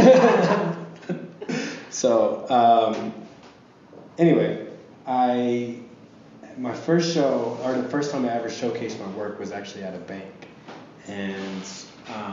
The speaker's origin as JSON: {"language": "English", "town": "Tulsa", "region": "Oklahoma", "country": "United States", "tie": "born or raised there", "moved": "yes", "said": "my hometown, Tulsa"}